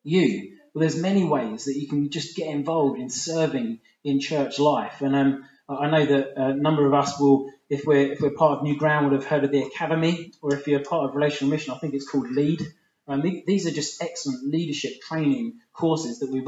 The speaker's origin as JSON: {"language": "English", "region": "England", "country": "United Kingdom", "said": "I'm an English guy."}